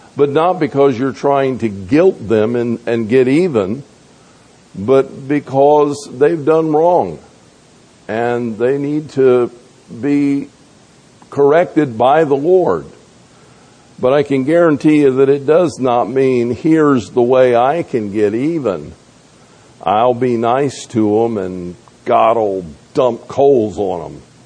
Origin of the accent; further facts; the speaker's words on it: the South, United States; moved away; also born or lived in North Georgia; I grew up in the South